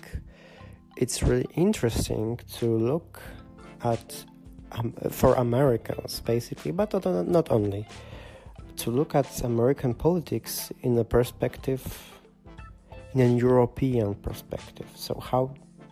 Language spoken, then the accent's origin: English; Poland; English is a second language; now in Germany; right now I'm in Germany, but originally I'm from Poland